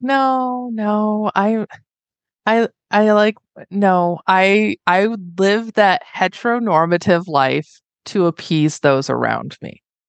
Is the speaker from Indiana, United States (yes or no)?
yes; Northwest Indiana, United States; moved away as an adult; now in Reno, United States; I was born and raised in Northwest Indiana